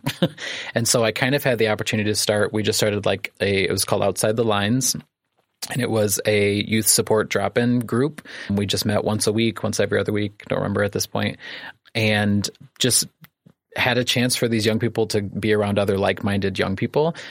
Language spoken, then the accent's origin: English; Clifton, Illinois, United States; also born or lived in Manteno / Kankakee; I grew up in Clifton, so I'm an Iroquois County boy